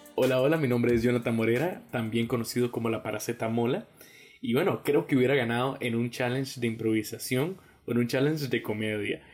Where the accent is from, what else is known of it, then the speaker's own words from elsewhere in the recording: Costa Rica; como decimos nosotros los ticos